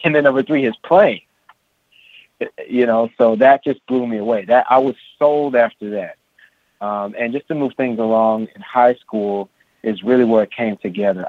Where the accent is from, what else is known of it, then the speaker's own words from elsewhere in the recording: San Francisco, California, United States; I was uh, born and raised in San Francisco, California, uh, in the Haight Ashbury district